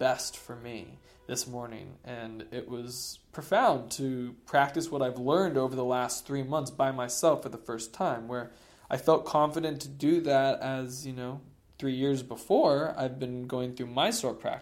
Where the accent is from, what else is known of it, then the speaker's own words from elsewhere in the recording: Boulder, Colorado, United States; it's in my hometown of Boulder